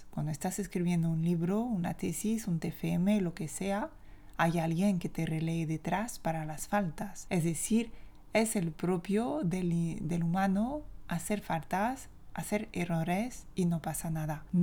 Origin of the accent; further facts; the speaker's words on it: France; accent: French; Spanish is a second language; para mí como francesa de Francia